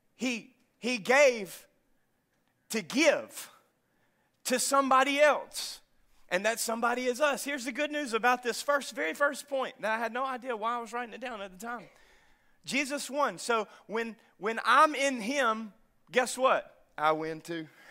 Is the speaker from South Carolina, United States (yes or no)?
no; North Louisiana, United States; moved away; I'm from North Louisiana